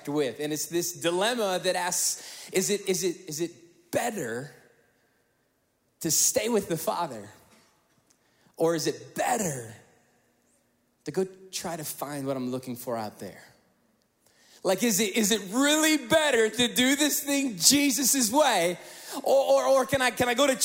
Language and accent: English; Northwest Indiana, United States; We grew up in the Midwest, Northwest Indiana.